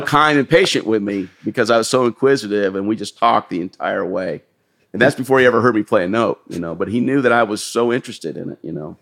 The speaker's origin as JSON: {"language": "English", "town": "Scottsdale", "region": "Arizona", "country": "United States", "tie": "born or raised there", "also_born_or_lived": "California", "said": "I was going to high school in Scottsdale, Arizona"}